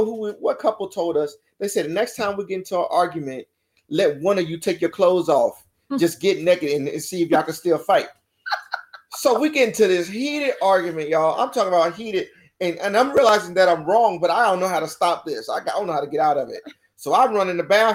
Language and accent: English; Baton Rouge, Louisiana, United States; I'm from Baton Rouge, Louisiana